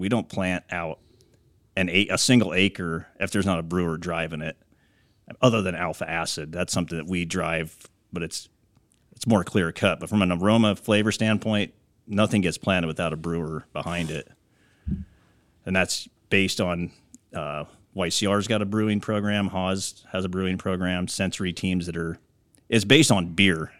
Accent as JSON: {"language": "English", "region": "Iowa", "country": "United States", "tie": "born or raised there", "also_born_or_lived": "California", "moved": "as an adult", "said": "I'm originally from Iowa, so I grew up on a corn, soybean, hog farm there"}